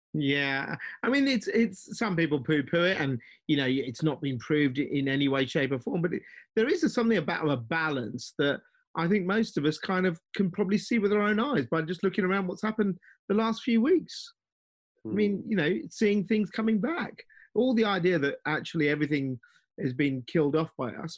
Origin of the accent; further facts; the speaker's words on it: London, United Kingdom; London background. Parents were Indian immigrants